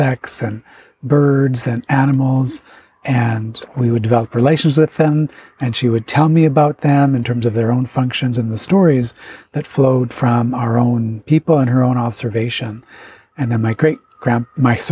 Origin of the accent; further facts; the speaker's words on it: Chippewas of Nawash First Nation, Georgian Bay, Ontario, Canada; I'm of the Otter clan from the Chippewa of the Nawash First Nation in Ontario on the shores of Georgian Bay